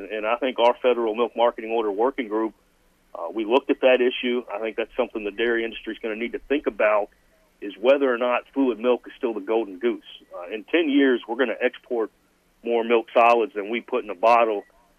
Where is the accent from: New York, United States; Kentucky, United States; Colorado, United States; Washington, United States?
Kentucky, United States; as a kid, I grew up drinking Dean's milk in Kentucky. They were a big employer in my hometown